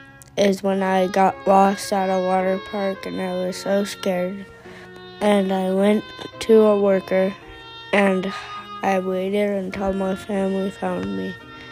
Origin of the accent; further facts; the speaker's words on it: California, United States; I am from California.